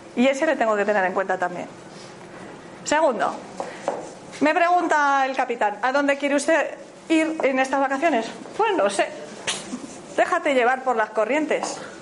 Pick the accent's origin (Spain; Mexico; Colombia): Spain; Galicia; Yo soy gallega